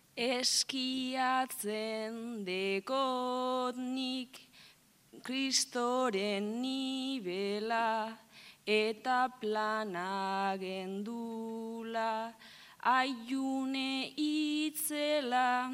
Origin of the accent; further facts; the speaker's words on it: Gernika, Basque Country, Spain; joan binaz gernika nire herrira